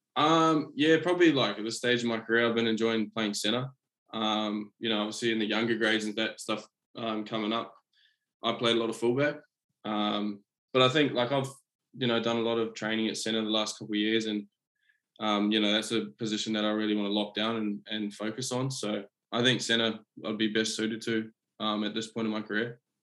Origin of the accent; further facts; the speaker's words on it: Auckland, New Zealand; also born or lived in Coromandel, New Zealand; now in Queensland, Australia; I was born in Auckland, um, but I moved um, up to the Coromandel when I was about, oh, I think it might have been maybe like six or seven